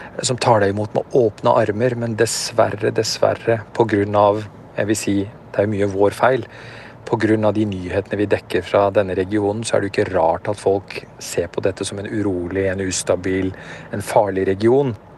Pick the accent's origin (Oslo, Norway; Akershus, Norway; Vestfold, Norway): Oslo, Norway; moved away as an adult; also born or lived in Afghanistan / Peshawar, Pakistan; now in Beirut, Lebanon; Jeg vokste opp på Grünerløkka